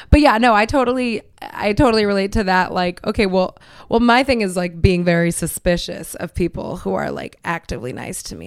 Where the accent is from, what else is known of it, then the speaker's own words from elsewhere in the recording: Miami, Florida, United States; I'm Cuban, you know, I'm from Miami